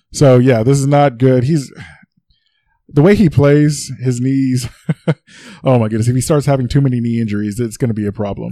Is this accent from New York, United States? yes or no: yes; New York City, New York, United States; I was born in the Bronx